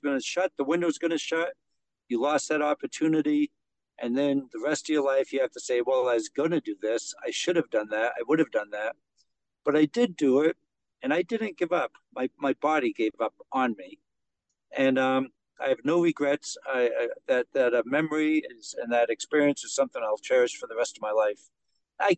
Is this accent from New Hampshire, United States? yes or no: yes; outside Mount Washington, New Hampshire, United States; I grew up outside of there